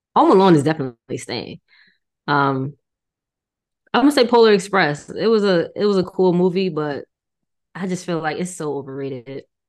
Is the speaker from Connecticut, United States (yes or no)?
yes; Connecticut, United States; where I'm from Connecticut